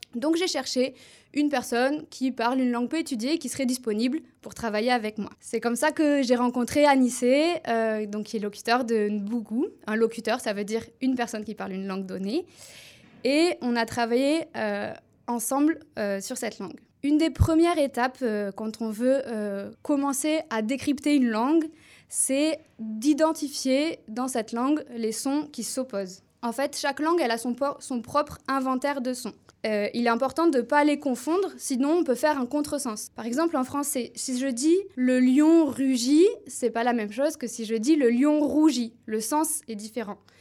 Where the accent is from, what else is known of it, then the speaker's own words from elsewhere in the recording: Toulouse, Occitania, France; accent: southern French; first language French; j'ai appris le français du sud de la France, parce que je suis originaire de Toulouse.